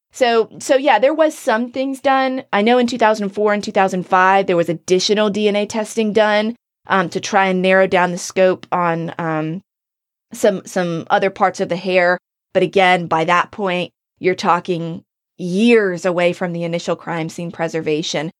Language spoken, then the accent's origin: English; North Carolina, United States; moved away; my hometown, in my area. I know the state of North Carolina